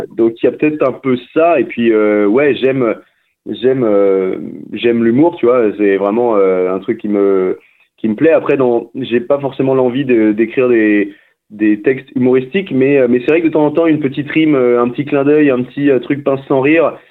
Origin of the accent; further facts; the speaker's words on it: Saint-Malo, Brittany, France; suis breton à la base, je viens d'une ville qui s'appelle Saint-Malo